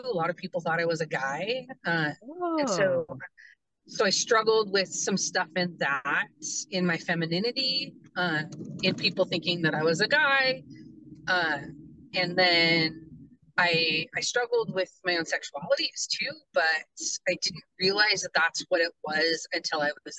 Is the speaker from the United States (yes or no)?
yes; Hoquiam, Washington, United States; I grew up in Hoquiam, Aberdeen area